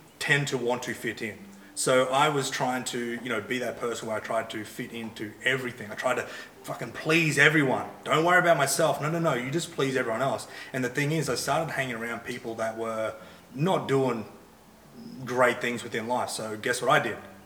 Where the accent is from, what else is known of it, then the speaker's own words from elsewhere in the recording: Hervey Bay, Queensland, Australia; I grew up in Harvey Bay, which is probably 4 hours from the Gold Coast.